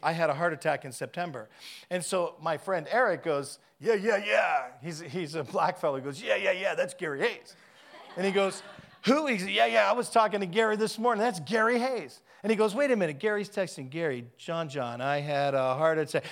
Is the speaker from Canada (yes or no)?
yes; Canada; I'm a Canadian